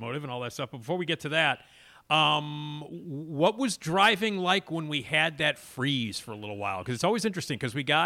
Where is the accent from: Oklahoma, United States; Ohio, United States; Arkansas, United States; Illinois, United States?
Illinois, United States; Chicago; you and I are the same age. We grew up in Chicago